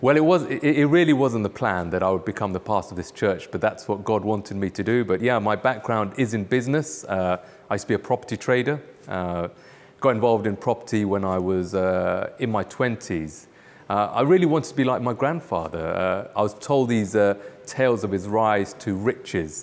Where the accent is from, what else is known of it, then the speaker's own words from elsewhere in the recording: United Kingdom; moved away; also born or lived in Nairobi, Kenya; I was born in the U K